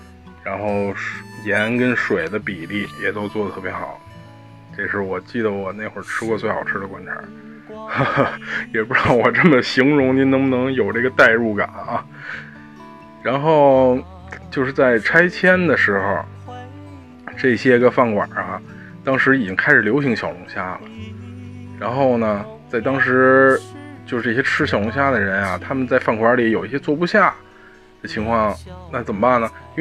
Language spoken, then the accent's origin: Chinese; Beijing, China; 这个我虽然作为一个北京人